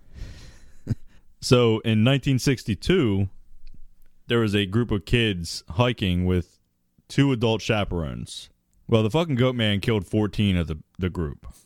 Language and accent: English; Maryland, United States; I grew up in Maryland